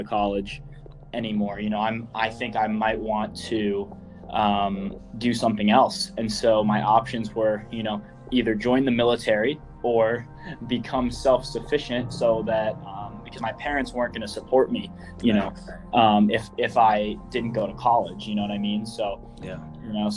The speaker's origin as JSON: {"language": "English", "region": "Northern Virginia", "country": "United States", "tie": "born or raised there", "said": "I grew up in Northern Virginia, right outside of Washington, D.C., about 20 minutes outside the city. And I lived there my whole life until I was 19"}